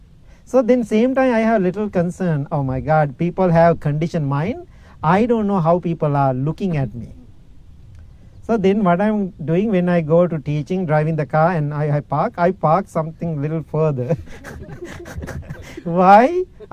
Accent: Illinois, United States; English is a second language; I said, my friend, that's not my car. You know that. I'm from Illinois. How come I have a car here? This is my host family car.

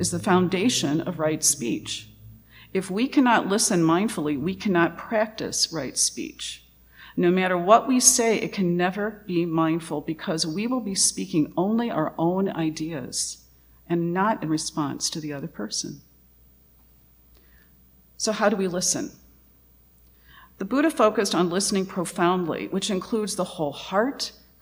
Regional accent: Louisiana, United States; I come from Louisiana, and my family is a mixture of Louisiana Cajun and East Texas Welsh.

